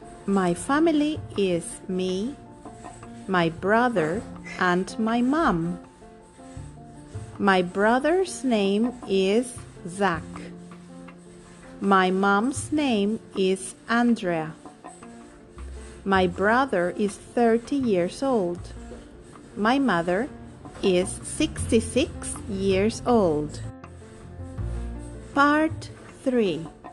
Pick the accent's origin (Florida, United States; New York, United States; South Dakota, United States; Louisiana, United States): Louisiana, United States; New Orleans; now in Bogotá, Colombia; I was born in New Orleans, Louisiana, in the United States.